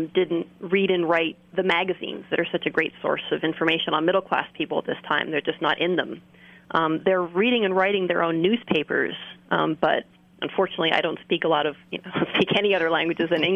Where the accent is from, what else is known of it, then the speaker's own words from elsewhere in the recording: California, United States; I'm from California myself